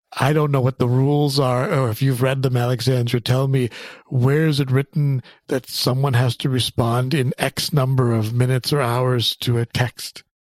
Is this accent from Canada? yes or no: yes; Canada; I grew up in Canada